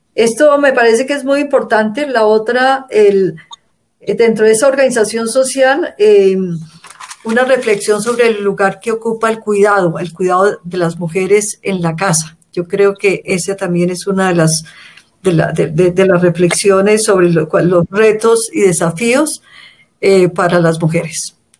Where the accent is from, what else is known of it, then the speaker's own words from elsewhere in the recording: Colombia; soy de Colombia, vivo en Bogotá